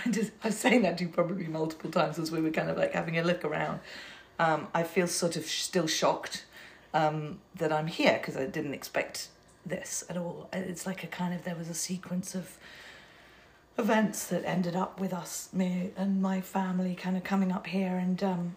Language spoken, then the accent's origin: English; London, United Kingdom; moved away as an adult; also born or lived in Manchester / New York; now in United States; I'm a city person. Like, I've got a funny accent. I'm from London.